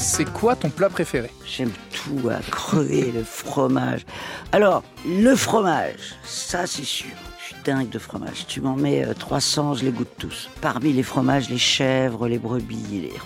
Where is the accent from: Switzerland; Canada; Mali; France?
France; Paris, Île-de-France; also born or lived in Toledo, Spain (ancestry); Ma région d'origine, c'est l'Espagne même si euh, je suis parisienne